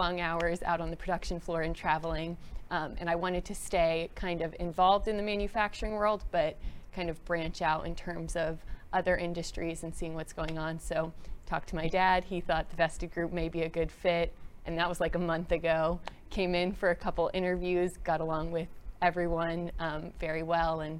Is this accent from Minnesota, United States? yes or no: no; Southlake, Texas, United States; also born or lived in New Jersey / Borger, Texas / San Diego, California; I was born in New Jersey originally, but spent like most of my childhood in the DFW area in South Lake